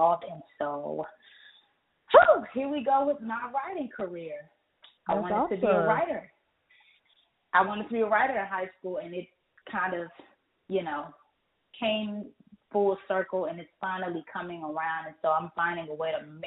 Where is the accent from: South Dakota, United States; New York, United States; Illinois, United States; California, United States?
California, United States; Pasadena; also born or lived in Pine Bluff, Arkansas; now in Atlanta, United States; I am originally from Pasadena, California. I later moved to Pine Bluff, Arkansas, and now I reside in Atlanta, Georgia